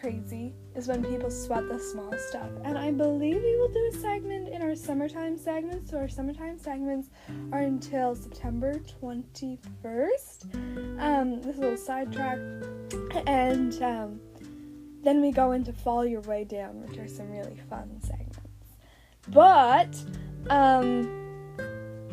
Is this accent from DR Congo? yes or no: no; Canada; I'm Canadian from the backwoods